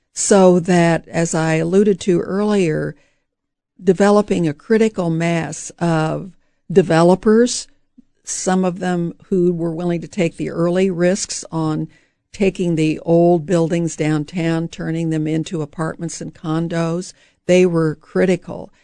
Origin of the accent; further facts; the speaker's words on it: St. Joseph, Missouri, United States; I grew up in St. Joseph, Missouri.